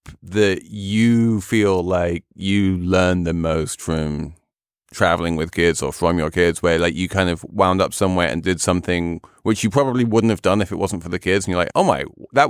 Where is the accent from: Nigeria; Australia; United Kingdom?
United Kingdom; England; Yeah, I'm English. What can I say? I grew up with Indian food.